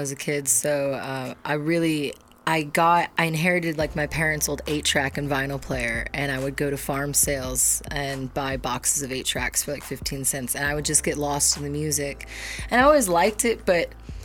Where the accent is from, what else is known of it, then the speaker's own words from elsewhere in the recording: Midwest, United States; growing up in the Midwest